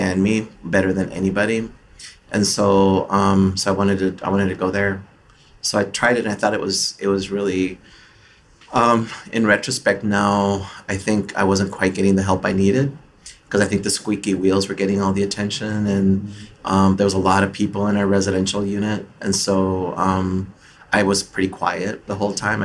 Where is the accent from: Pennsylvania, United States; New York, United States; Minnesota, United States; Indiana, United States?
Minnesota, United States; Twin Cities; I'm from the Twin Cities area